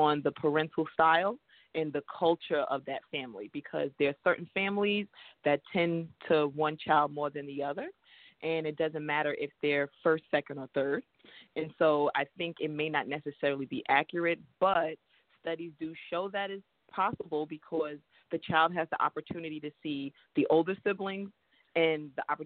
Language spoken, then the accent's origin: English; New York City, New York, United States; I was born in Brooklyn, New York, Flatbush to be exact.